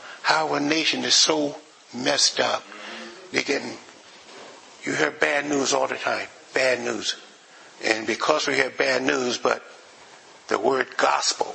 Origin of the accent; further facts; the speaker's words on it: the South, United States; moved away; I grew up in the South